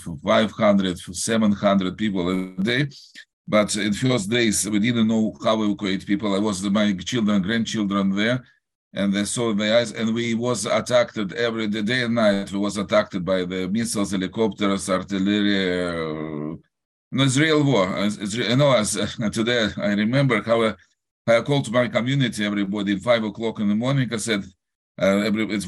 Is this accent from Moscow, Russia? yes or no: no; Saint Petersburg, Russia; English is a second language; moved away; also born or lived in Israel; I was born in Russia. I was born in Leningrad, and I lived there in North Russia.